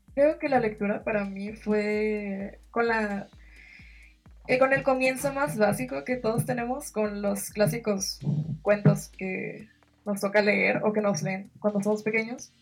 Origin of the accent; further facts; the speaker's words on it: Sinaloa, Mexico; yo soy de México, en Sinaloa, que es prácticamente un poquito más abajo del norte